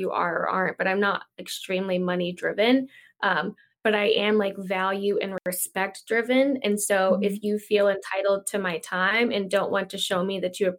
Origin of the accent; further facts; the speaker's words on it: Virginia, United States; I'm from Virginia, so, you know, a more southern town in Virginia